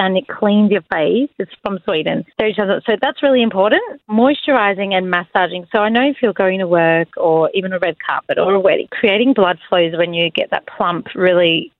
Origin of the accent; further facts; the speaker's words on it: Melbourne, Victoria, Australia; also born or lived in London; I'm from Melbourne